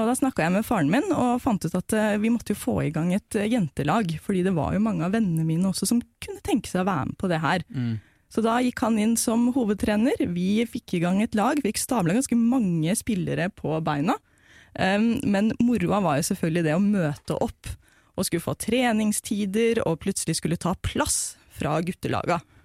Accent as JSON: {"language": "Norwegian", "region": "Oslo", "country": "Norway", "tie": "born or raised there", "said": "Jeg er jo fra Tonsenhagen i Oslo øst nordøst, og laget mitt var jo da Årvoll, som jeg starta å spille på da jeg var syv og et halvt"}